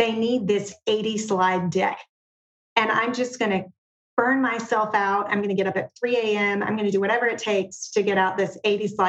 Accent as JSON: {"language": "English", "town": "Knoxville", "region": "Tennessee", "country": "United States", "tie": "born or raised there", "said": "I am originally a Southerner. I did grow up in a very rural area just outside of Knoxville called Carnes"}